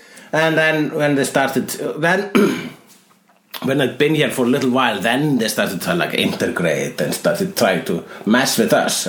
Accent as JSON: {"language": "English", "country": "Iceland", "said": "I am Icelandic."}